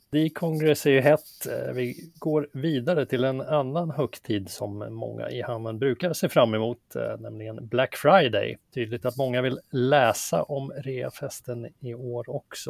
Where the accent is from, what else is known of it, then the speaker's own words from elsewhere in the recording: Västerås, Västmanland, Sweden; Västerås klarade sig bäst då, min hemstad